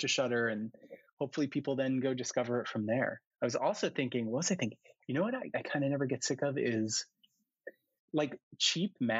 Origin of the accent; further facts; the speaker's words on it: New York City, New York, United States; I grew up in New York and I grew up in New York City